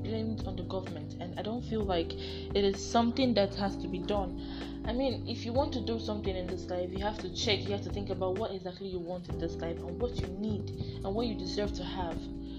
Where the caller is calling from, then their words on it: Lagos, Nigeria; I'm talking from Lagos State, Nigeria.